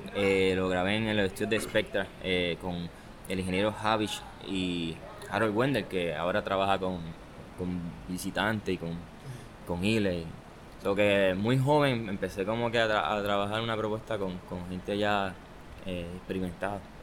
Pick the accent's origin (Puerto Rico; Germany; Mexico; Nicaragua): Puerto Rico; Añasco; also born or lived in Aguadilla, Puerto Rico; now in Mayagüez, Puerto Rico; de Añasco, pero este, siempre he dicho que soy adoptivo de Aguadilla y de Mayagüez